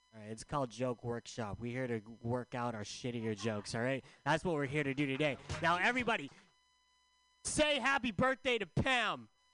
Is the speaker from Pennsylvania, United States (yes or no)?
no; San Diego, California, United States; also born or lived in San Francisco; I'm from San Diego.